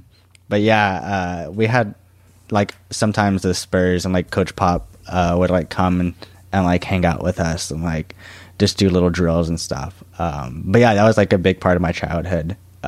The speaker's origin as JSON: {"language": "English", "town": "San Antonio", "region": "Texas", "country": "United States", "tie": "born or raised there", "said": "Like we came from like in San Antonio, I was born in the South Side"}